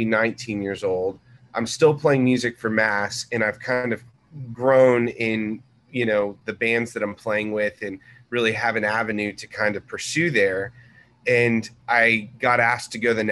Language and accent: English; Corpus Christi, Texas, United States; now in Dallas, United States; I grew up in Corpus Christi. And I was a beach kid. My parents traveled around. My dad was a Navy pilot